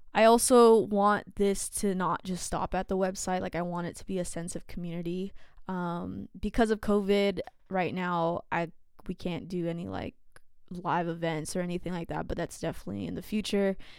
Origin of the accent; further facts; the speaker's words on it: San Jose, California, United States; I grew up in San Jose